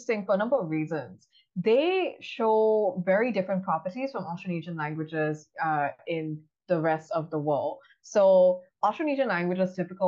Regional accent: Singapore; moved away as an adult; now in Cambridge, United States; I'm originally from Singapore, but I'm currently finishing up a PhD in linguistics at Harvard University

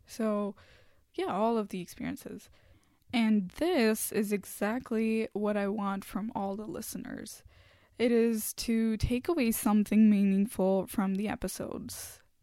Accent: India; first language Hindi; English is a second language; moved away as an adult; now in Canada; in my home country, in India

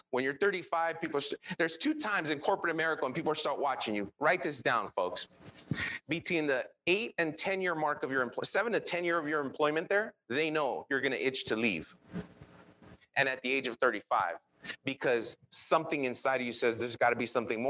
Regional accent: Los Angeles, California, United States; English is a second language; I grew up in East

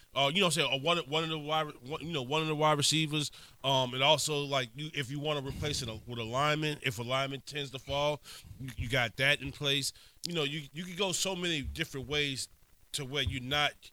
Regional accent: Marrero, Louisiana, United States; I'm from Marrero.

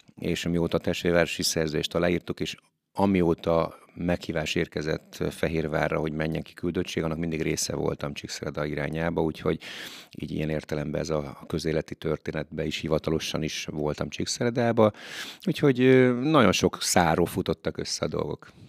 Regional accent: Hungary; mikor költöztem ki Magyarba

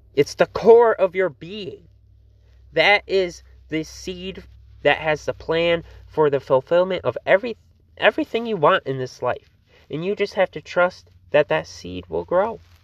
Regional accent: Fruitport, Michigan, United States; Fruitport, my hometown

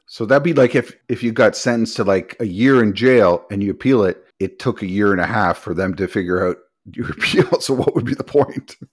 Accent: Canada; We're Canadian

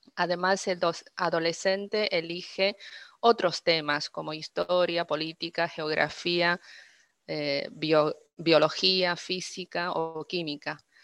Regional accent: Dalian, Liaoning, China; first language Chinese; Spanish is a second language; moved away as an adult; also born or lived in Beijing; now in Argentina; soy originaria de Dalian, una ciudad costera hermosa en el norte de China

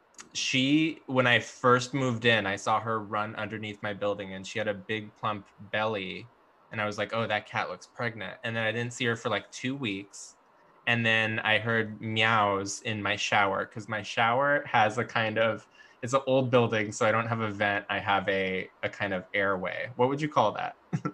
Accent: Washington, District of Columbia, United States; born there; also born or lived in San Francisco / Los Angeles; I don't know if I am technically a West Coast native because I was born in Washington, D.C.

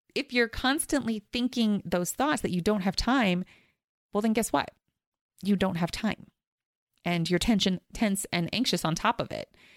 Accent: East Coast, United States; now in Los Angeles, United States; I grew up on the East Coast

